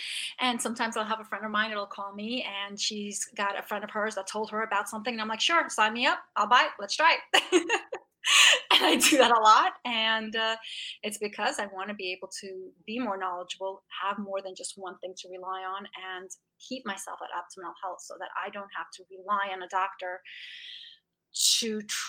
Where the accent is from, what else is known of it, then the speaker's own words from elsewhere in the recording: Russia; English is a second language; We came from Russia, and so for us, cake, I'll give you an example. We used to have cake for breakfast. So we're Russians.